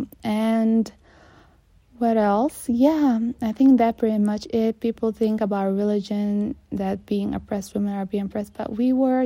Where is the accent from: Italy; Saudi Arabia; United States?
Saudi Arabia; I'm born and raised in Saudi Arabia.